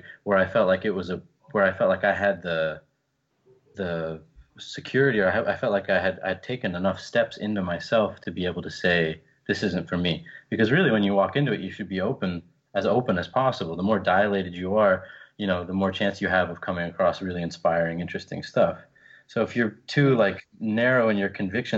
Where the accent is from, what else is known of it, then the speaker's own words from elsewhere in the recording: Orlando, Florida, United States; I was born in Orlando, Florida, near Disney World